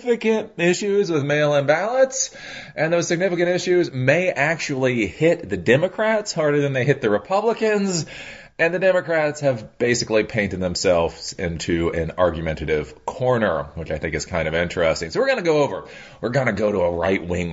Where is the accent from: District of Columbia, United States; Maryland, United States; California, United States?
Maryland, United States; Maryland, my home state